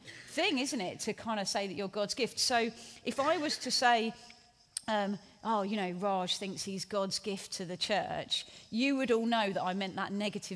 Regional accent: Hastings, South East England, United Kingdom; I grew up in Hastings on the South Coast

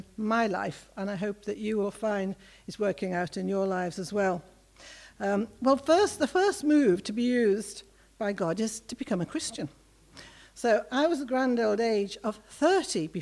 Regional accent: Liverpool, North West England, United Kingdom; moved away as an adult; also born or lived in Johannesburg; I grew up in Liverpool, as probably a lot of you know, 60s and 70s.

